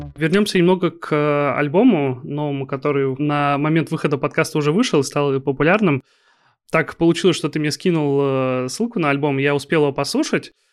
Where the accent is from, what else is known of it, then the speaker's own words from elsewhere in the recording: Kaliningrad, Kaliningrad Oblast, Russia; я из Калининграда. Я на ваших концертах был у нас